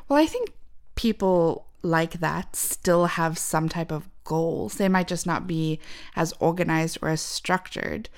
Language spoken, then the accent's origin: English; Zimbabwe; moved away; we're from Zimbabwe.